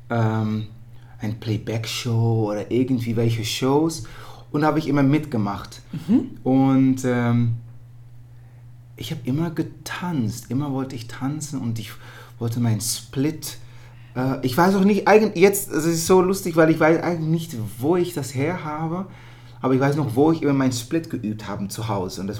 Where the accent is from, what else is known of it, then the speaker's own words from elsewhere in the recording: Netherlands; born there; ich bin in Holland geboren